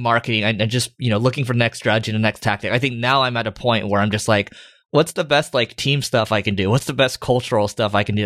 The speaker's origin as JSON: {"language": "English", "country": "United States", "accent": "American", "said": "my American accent"}